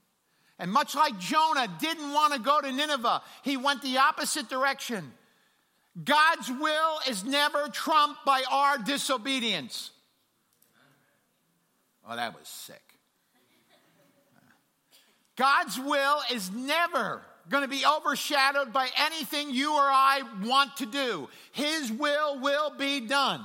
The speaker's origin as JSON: {"language": "English", "town": "New York City", "region": "New York", "country": "United States", "tie": "born or raised there", "also_born_or_lived": "New Hampshire", "moved": "as an adult", "said": "I'm originally from New York City"}